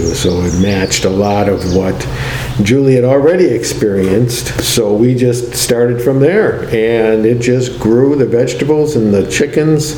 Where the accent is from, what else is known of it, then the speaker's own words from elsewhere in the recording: Milwaukee, Wisconsin, United States; I also grew up in a city. I grew up in Milwaukee